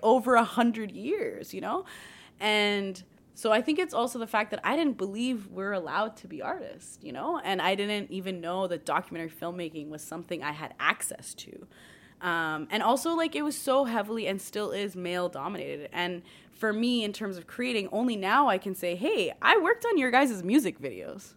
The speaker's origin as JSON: {"language": "English", "town": "Mississauga", "region": "Ontario", "country": "Canada", "tie": "born or raised there", "said": "growing up in Mississauga"}